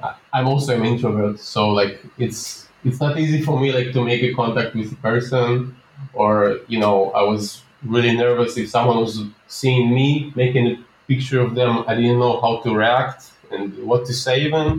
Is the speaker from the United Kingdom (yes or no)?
no; Minsk, Minsk Region, Belarus; now in Tel Aviv, Israel; when I moved to Tel Aviv, Israel, where I'm living right now. Yep. I moved from Minsk, Belarus, where my parents are still living.